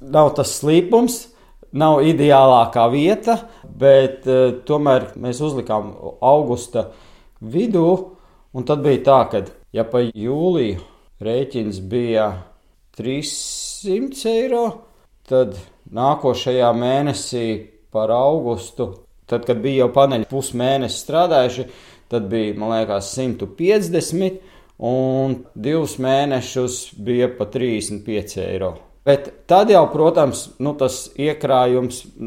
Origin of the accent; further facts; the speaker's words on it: Katlakalns, Ķekava Municipality, Latvia; moved away as an adult; now in Zaķumuiža, Latvia; es esmu no Katlakalna. Arī mums bija gan lopi mājās, gan cūkas